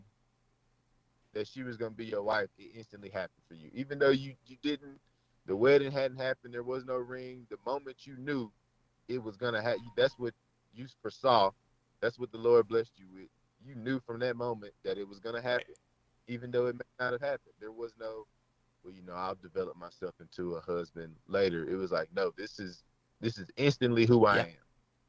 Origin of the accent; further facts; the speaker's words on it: Amory, Mississippi, United States; I grew up in Amory, Mississippi, which is like 20 minutes southeast